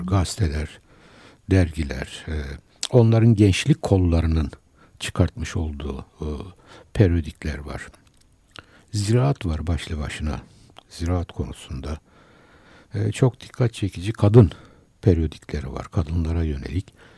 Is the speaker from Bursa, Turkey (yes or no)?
no; Istanbul, Turkey; also born or lived in Kayseri; 1950 ee, Kayseri doğumluyum. Ee, ama Kayseriliğimden eser yok. Çünkü 7 yaşında e, İstanbul'a e, geldim.